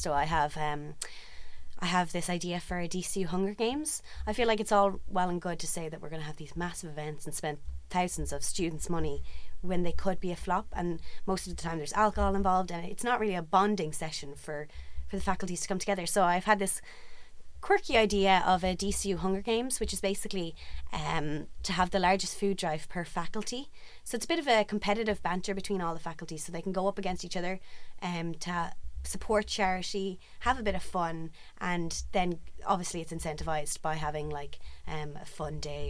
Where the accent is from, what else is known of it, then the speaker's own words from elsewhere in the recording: County Meath, Ireland; I'm from County Meath.